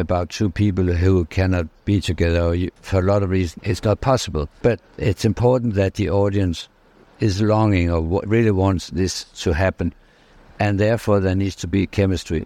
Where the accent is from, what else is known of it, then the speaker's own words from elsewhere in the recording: Denmark; I'm from Denmark, I'm from Scandinavia